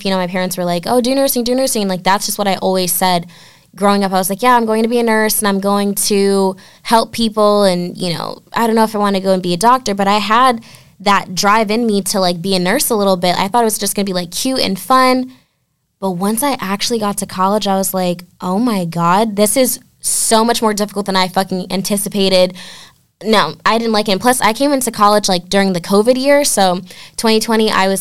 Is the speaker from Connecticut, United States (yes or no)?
yes; Norwalk, Connecticut, United States; I'm from Norwalk, Connecticut.